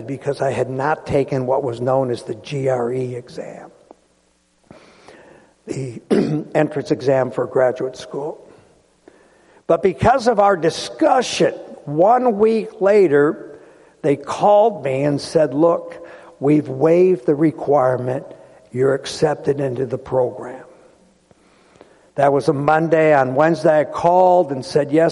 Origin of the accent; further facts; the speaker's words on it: Rochester, New York, United States; also born or lived in Adams Basin, New York / Brockport, New York; I was born in the Genesee Hospital, West Main and Genesee Street. We lived in that area. We moved to Elm Grove and subsequently out to Adams Basin. I went out to Brockport High School